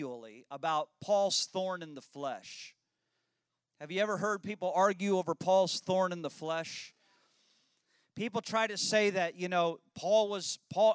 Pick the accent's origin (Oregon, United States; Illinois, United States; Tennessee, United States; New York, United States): Illinois, United States; I was raised in Illinois